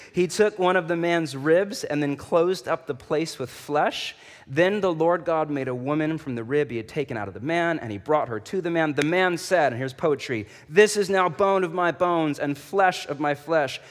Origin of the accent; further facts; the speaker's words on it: Portland, Oregon, United States; I'm from Portland